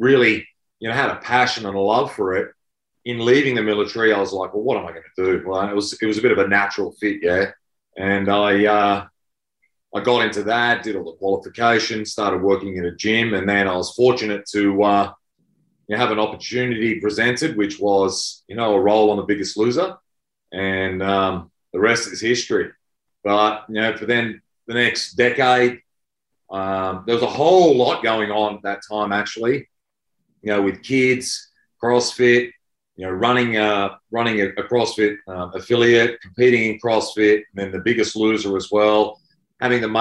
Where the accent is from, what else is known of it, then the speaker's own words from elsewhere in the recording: Queensland, Australia; moved away as an adult; also born or lived in New South Wales; I grew up in Queensland.